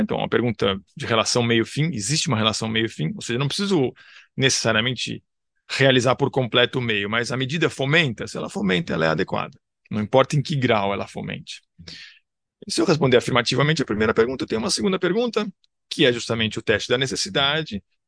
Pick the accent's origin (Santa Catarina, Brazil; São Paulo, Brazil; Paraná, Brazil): São Paulo, Brazil; Eu nasci em São Paulo, cresci em São Paulo, dou aula em São Paulo